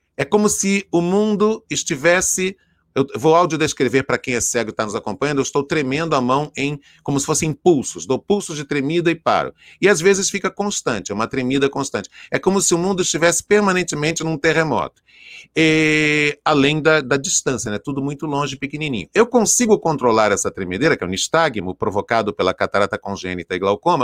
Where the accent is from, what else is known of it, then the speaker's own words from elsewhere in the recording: Rio de Janeiro, Brazil; Eu morava no Complexo do Alemão, onde eu nasci, na comunidade da Fazendinha